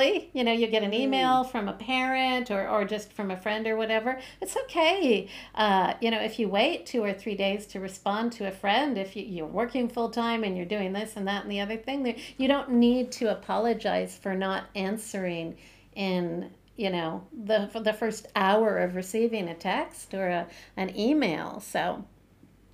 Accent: Canada; I'm Canadian

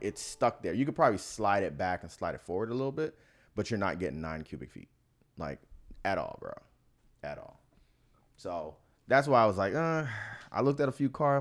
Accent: Miami, Florida, United States; moved away; I'm from Miami

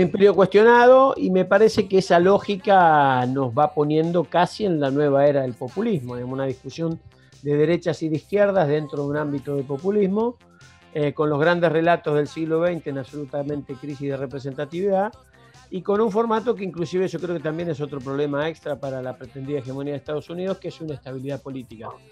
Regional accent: Argentina

